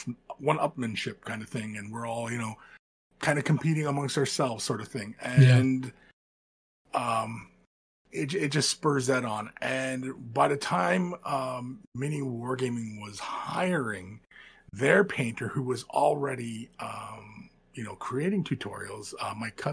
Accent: London, Ontario, Canada; moved away as an adult; I was born and raised in Southern Ontario. I'm from London, Ontario.

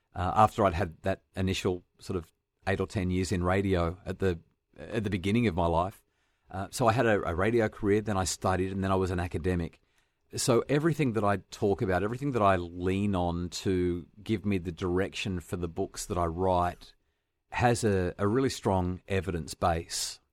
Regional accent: New South Wales Central Coast, Australia; I grew up on the New South Wales Central Coast

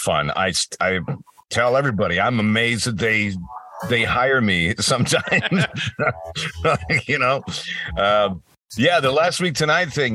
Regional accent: across the border from Buffalo, Rochester, Ontario, Canada; I grew up across in Canada and across the border from Buffalo, Rochester

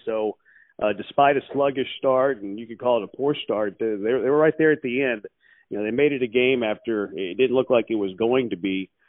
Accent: Houston, Texas, United States; I'm a Houston grad. I went to the University of Houston, born and raised in Houston, so I'm Houston through and through.

